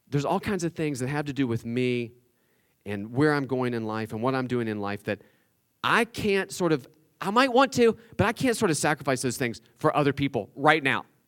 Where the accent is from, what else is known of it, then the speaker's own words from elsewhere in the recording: West Virginia, United States; I'm from West Virginia